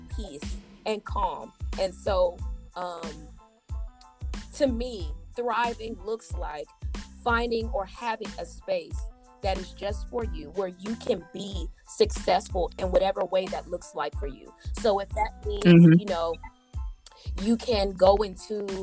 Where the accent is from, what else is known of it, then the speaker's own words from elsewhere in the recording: United States; being African American